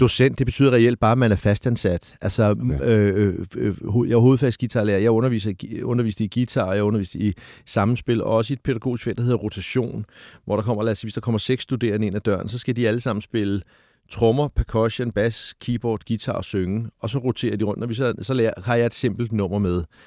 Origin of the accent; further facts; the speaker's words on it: Hvidovre, Capital Region of Denmark, Denmark; de der drenge ud fra Hvidovre, hvor jeg voksede op